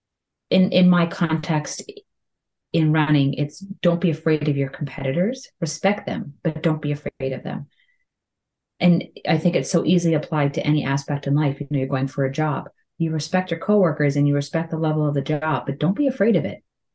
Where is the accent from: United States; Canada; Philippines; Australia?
Canada; I'm Canadian